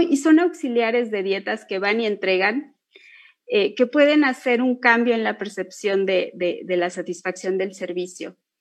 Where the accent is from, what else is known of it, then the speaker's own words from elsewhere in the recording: Mexico; somos mexicanos